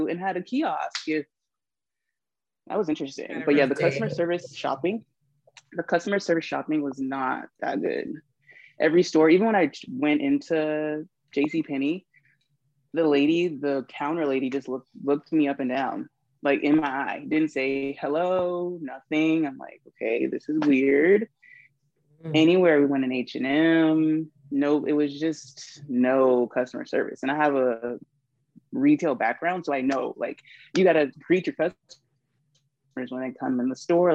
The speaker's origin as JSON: {"language": "English", "town": "Charleston", "region": "South Carolina", "country": "United States", "tie": "born or raised there", "said": "that's what we grew up on here in Charleston"}